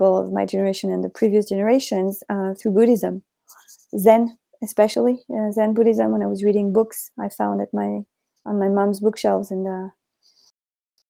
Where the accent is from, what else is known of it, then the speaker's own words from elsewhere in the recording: Paris, Île-de-France, France; I was born in Paris, and I grew up in a family very, very, very much not religious